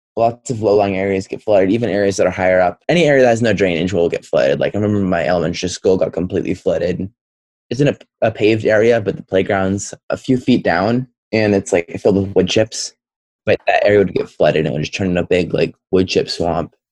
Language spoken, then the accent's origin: English; Santa Cruz, California, United States; I'm sixteen and I'm from Santa Cruz, California.